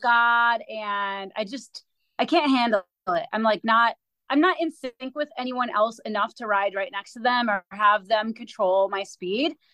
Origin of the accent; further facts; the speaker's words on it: Minneapolis, Minnesota, United States; moved away as an adult; now in Kansas City, United States; I'm from Minneapolis, but I've moved to Kansas City five years ago.